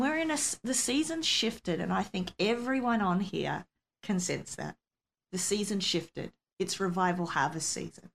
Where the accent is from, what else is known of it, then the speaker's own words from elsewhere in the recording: Australia; I'm an Aussie